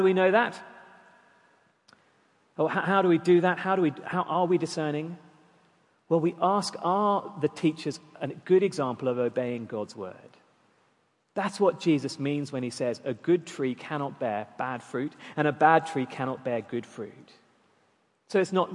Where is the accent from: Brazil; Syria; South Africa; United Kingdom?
South Africa; Durban, KwaZulu-Natal; moved away; growing up in South Africa, one of the treats of living near the town of the city of Durban was that we'd regularly go to the beach.